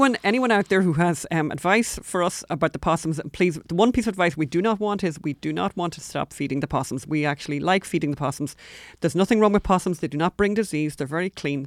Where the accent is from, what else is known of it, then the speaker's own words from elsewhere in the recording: Ireland; now in United States; We're from Ireland.